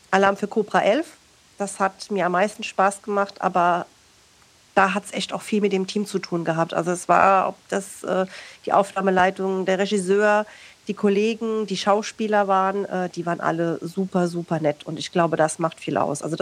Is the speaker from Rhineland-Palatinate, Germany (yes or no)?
yes; Kaiserslautern, Rhineland-Palatinate, Germany; ich komme ja aus Kaiserslautern und ähm, Sie werden mich jetzt dafür hassen, aber ich finde Pfälzisch ganz gruselig.